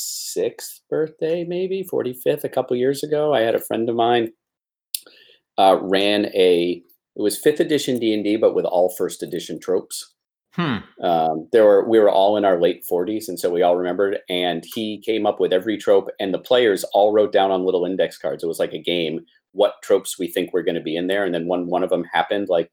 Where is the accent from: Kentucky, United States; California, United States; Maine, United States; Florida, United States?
Maine, United States; Portland; I was born in Portland, Maine